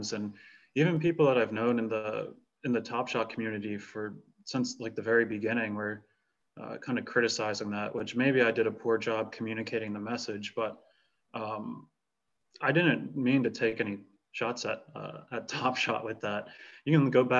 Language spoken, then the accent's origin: English; United States; as an American